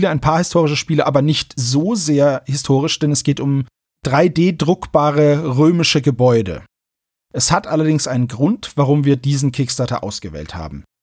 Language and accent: German; Alanya, Antalya, Turkey; Ich komme aus Alanya, Antalya. Ich bin mir sicher, viele Deutsche kennen diese Stadt sehr gut.